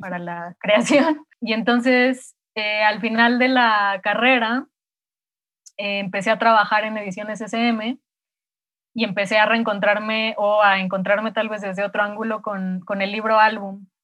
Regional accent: Mexico City, Mexico; also born or lived in Morelia; nací en, en Morelia y me vine a los cinco años, cuatro o cinco años a vivir a la Ciudad de México, de donde son mis papás

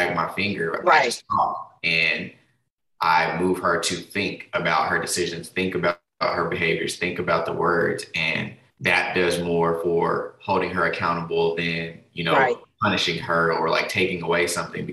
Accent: Denver, Colorado, United States; moved away as an adult; now in Texas, United States; I'm originally from Denver, Colorado, but I now reside in Texas. Been down here for, over a decade for sure. Yeah, came down for school and just never left.

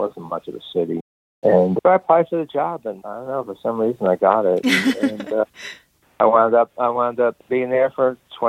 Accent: New Jersey, United States; moved away; I grew up in New Jersey, so somewhere in New York.

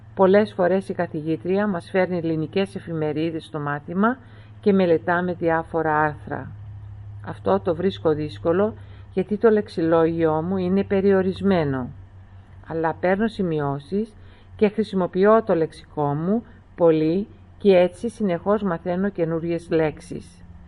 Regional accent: Melbourne, Victoria, Australia; Όλοι οι υπόλοιποι γεννηθήκαμε στην Αυστραλία, στη Μελβούρνη

